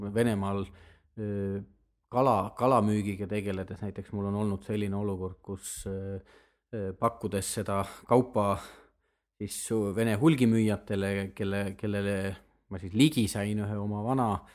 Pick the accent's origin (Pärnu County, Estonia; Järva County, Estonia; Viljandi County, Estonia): Viljandi County, Estonia; moved away as an adult; also born or lived in Tartu / Tallinn; ma olen Viljandist pärit, Viljandis õppinud matemaatika, füüsika erikallakuga klassis